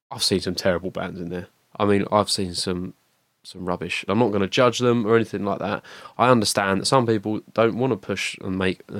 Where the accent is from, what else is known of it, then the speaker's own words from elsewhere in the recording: Rayleigh, East of England, United Kingdom; I live in Rayleigh. I, have grew up in Rayleigh.